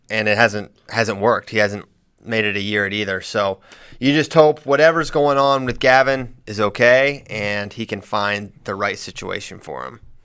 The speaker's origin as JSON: {"language": "English", "region": "Virginia", "country": "United States", "said": "I'm from Virginia"}